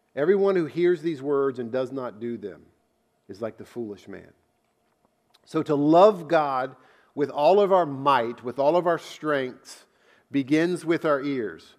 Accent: United States; I grew up in America

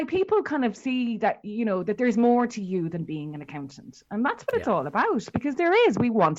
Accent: Ireland; we're both Irish.

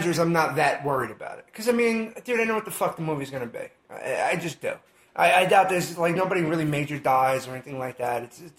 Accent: New York City, New York, United States; I'm from the Bronx.

